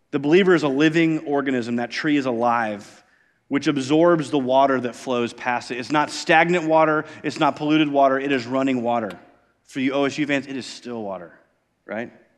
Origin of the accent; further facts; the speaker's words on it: Iowa, United States; moved away; I grew up in Iowa